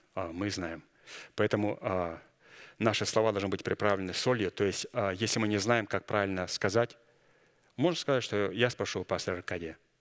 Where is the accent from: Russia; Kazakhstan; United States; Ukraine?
Kazakhstan; moved away; Я вышел из Казахстана, я помню, там в церкви пели, у нас там пятидесятники на немецком